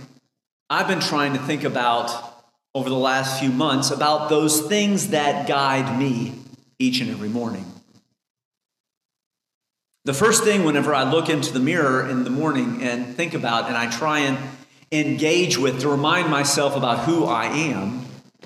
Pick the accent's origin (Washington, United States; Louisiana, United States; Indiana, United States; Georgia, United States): Indiana, United States; I grew up in Indiana for most of my adult life